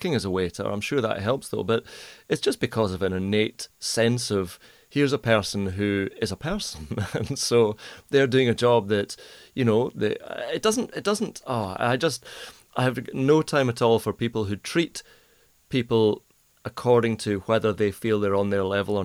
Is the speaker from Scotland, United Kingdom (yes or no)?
yes; Troon, Scotland, United Kingdom; I grew up in Troon, which is a real golf town